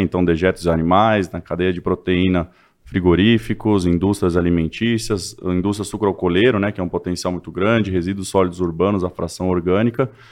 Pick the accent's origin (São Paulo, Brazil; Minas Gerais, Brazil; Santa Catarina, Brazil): São Paulo, Brazil; moved away as an adult; also born or lived in Israel; now in Patos, Brazil; eu sou de São Paulo, é, capital